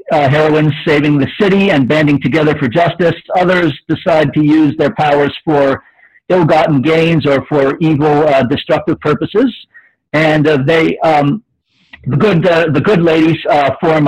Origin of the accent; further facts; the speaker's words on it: Pittsburgh, Pennsylvania, United States; We're both from Pittsburgh, Pennsylvania